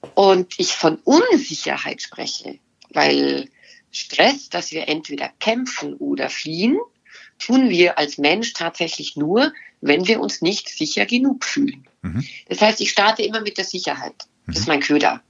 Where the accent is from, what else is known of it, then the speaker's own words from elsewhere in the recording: Bavaria, Germany; ich komme aus Bayern